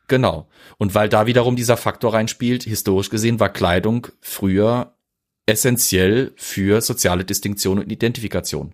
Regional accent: Germany; bei mir als Deutscher

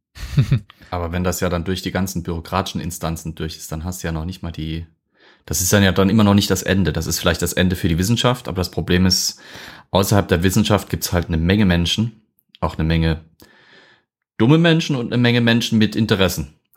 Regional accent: Germany; hier bei uns in Deutschland

